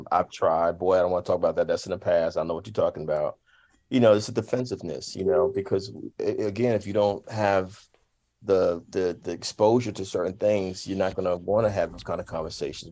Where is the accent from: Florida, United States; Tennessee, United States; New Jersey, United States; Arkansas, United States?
New Jersey, United States; Jersey City; moved away; Jersey City, my hometown, my home state